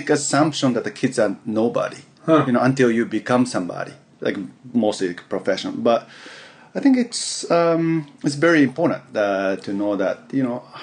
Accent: Yokohama, Kanagawa, Japan; English is a second language; moved away as an adult; also born or lived in United States; I was born and raised in Yokohama, Tokyo, near Tokyo, in Japan

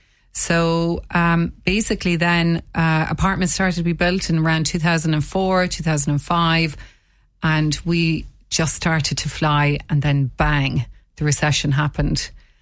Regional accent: Munster, Ireland; now in Waterford, Ireland; Well, I'm originally from County Limerick and I moved to Waterford almost 30 years ago.

